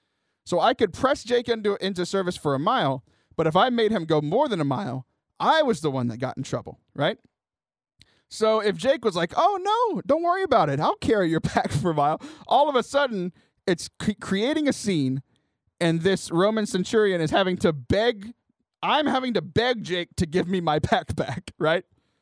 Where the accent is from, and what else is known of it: Texas, United States; born or raised there; also born or lived in Southern Louisiana